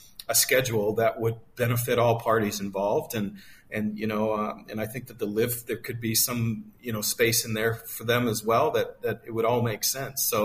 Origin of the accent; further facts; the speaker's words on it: United States; moved away as an adult; an American who has been living abroad for so many years